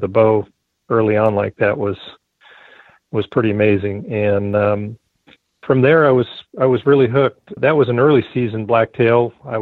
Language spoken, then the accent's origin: English; Northwest Oregon, United States; also born or lived in Reedsport, Oregon; I grew up in Northwest Oregon. We had lots of blacktails up there growing up. I was on the Columbia River